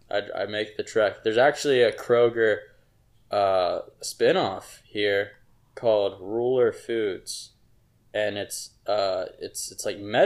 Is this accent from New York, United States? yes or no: no; Cincinnati, Ohio, United States; we're repping my hometown, Cincinnati 513